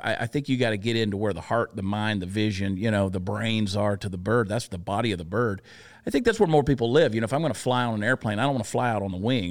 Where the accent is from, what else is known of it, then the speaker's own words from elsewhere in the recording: Georgia, United States; also born or lived in New Jersey; now in Texas, United States; I grew up in Georgia.